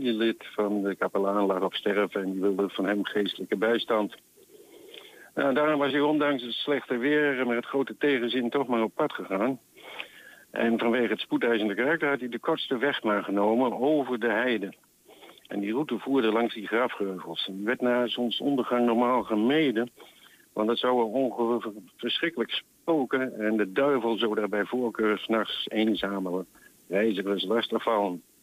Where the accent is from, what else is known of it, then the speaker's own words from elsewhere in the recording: Netherlands; accent: mix of Deventer, Apeldoorn and Twents; Eh, ik ben geen Twentenaar geboren, dus ik spreek een hybride plat, zeg maar.